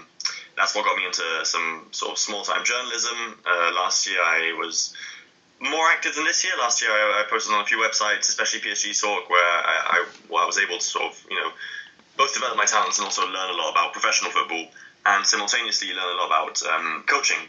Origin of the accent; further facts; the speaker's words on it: London, United Kingdom; I grew up in London